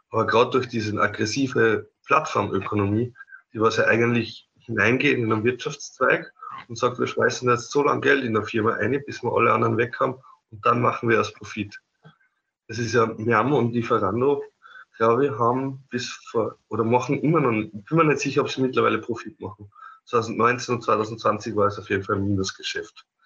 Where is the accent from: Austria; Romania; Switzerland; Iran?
Austria; Upper Austria; ich bin eigentlich aus Oberösterreich